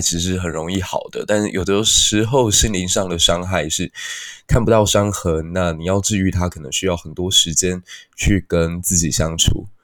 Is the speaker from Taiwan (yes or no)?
yes; Taiwan; 身为台湾人